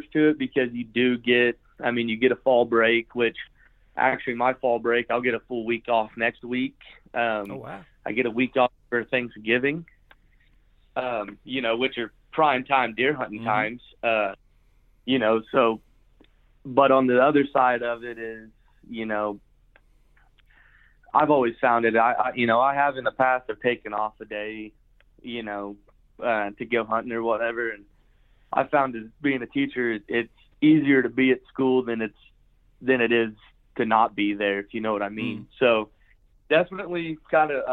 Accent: United States; I grew up in Lincoln County

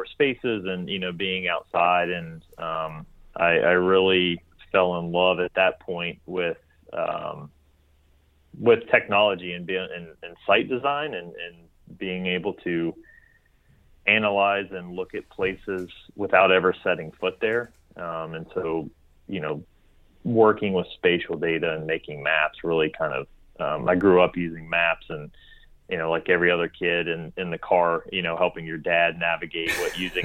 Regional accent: Bartow, West Virginia, United States; I actually grew up in Bartow, West Virginia, which is near the Snowshoe Ski Resort

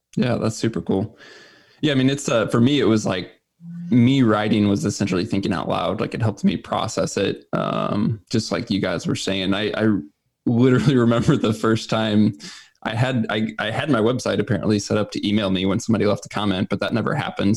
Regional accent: Missouri, United States; I'm originally from Missouri, still live here full time

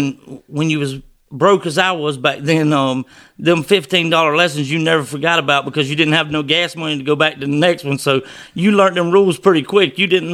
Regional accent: Perkins, Georgia, United States; I'm from Perkins, Georgia. Used to live down on the Florida-Georgia line, and then we moved up here.

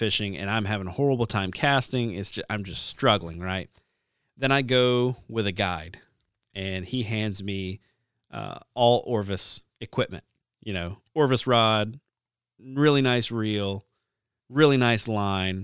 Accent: the South, United States; growing up in the South

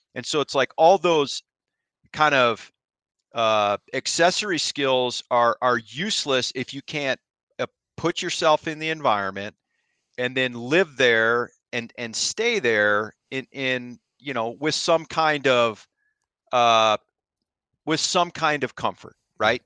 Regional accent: Ohio, United States; moved away; I grew up in Ohio

